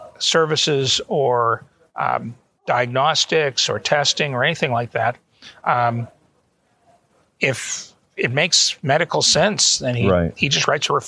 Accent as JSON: {"language": "English", "country": "Canada", "tie": "born or raised there", "also_born_or_lived": "Auburn, Alabama, United States / Atlanta, Georgia, United States", "moved": "as an adult", "lives_now": "Toronto, Canada", "said": "And both my wife and I are Canadian citizens, natives. We were born there."}